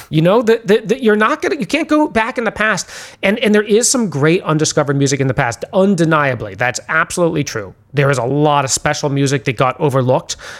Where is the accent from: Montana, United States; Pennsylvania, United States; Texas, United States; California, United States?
California, United States; San Francisco; I grew up in San Francisco